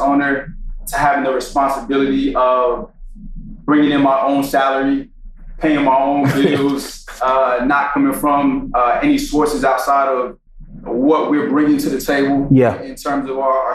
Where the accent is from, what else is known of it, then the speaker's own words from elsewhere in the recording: Greensboro, North Carolina, United States; also born or lived in New York; I was born in New York, but raised in Greensboro, North Carolina